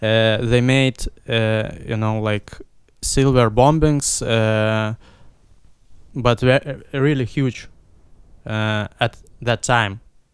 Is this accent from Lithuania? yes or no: yes; Vilnius, Vilnius County, Lithuania; English is a second language; also born or lived in Ukraine; But yeah, I came from Ukraine, but I don't remember Ukrainian. I speak for a long time Russian, but now I'm speaking English and Lithuanian.